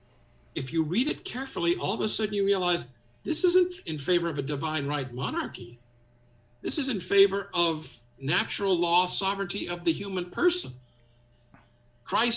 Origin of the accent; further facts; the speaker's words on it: Evansville, Indiana, United States; a priest from my hometown, Evansville, Indiana